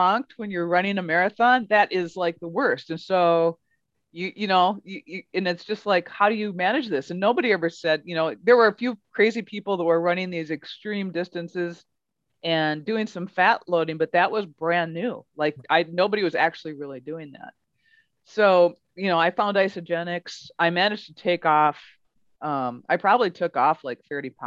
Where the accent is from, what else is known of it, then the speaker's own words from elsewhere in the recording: Midwest, United States; we're from the Midwest